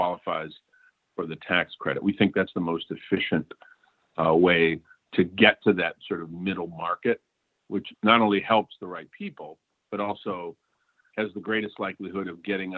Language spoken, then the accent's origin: English; Flint, Michigan, United States; my hometown of Flint.